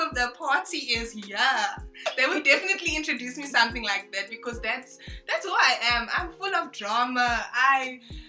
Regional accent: Durban, KwaZulu-Natal, South Africa; first language French; also born or lived in Congo / Zambia; I'm from Sydenham, born and bred in Durban

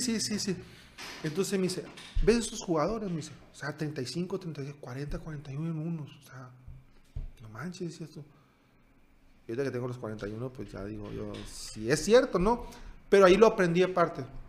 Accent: Sonora, Mexico; moved away as an adult; also born or lived in Hungary; del norte del estado de Sonora

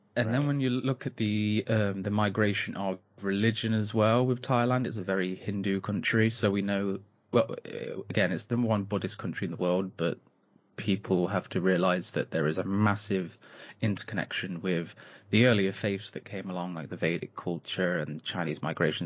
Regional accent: Nottinghamshire, East Midlands, United Kingdom; I'm from the Robin Hood land of England

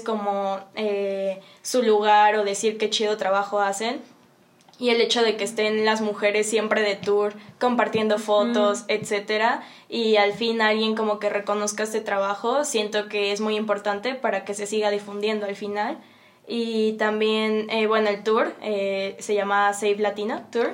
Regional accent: Mexico City, Mexico; de donde vengo, Ciudad de México

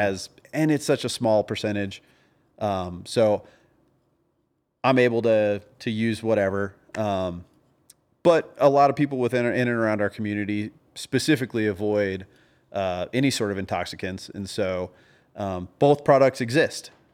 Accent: the South, United States; I was from the South

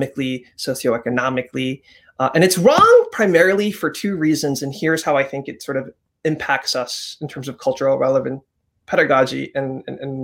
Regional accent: United States; I was born and raised here

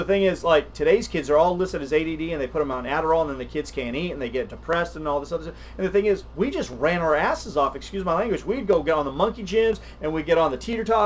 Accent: South Texas, United States; When I was a kid growing up in South Texas

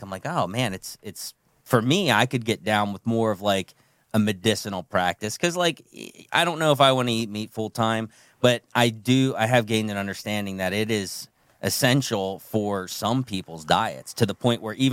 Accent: New Jersey, United States; now in Garrett County, United States; I grew up in Jersey

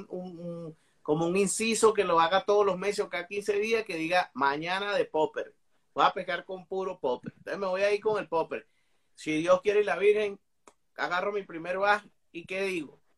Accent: Venezuela; moved away; Pero de Venezuela, que es mi país natal, de donde yo vengo

